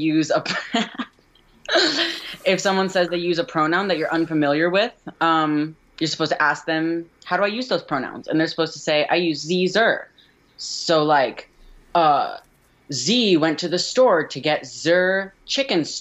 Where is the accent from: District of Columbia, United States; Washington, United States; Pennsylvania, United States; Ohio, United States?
Ohio, United States; Cincinnati; now in Chicago, United States; I grew up in Cincinnati, Ohio